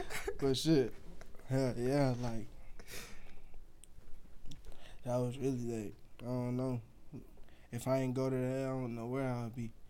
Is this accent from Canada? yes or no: no; Nigeria; You know, I'm African. I'm Nigerian.